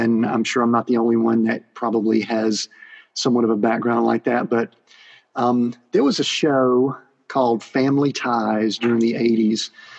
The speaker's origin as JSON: {"language": "English", "region": "the South", "country": "United States", "said": "I'm still from the South, so I might butcher some things"}